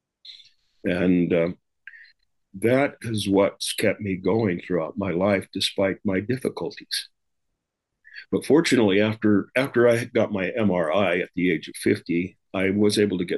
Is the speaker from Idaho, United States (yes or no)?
yes; Rexburg, Idaho, United States; moved away as an adult; now in Utah, United States; I moved to Utah from Idaho, Rexburg, Idaho, where I grew up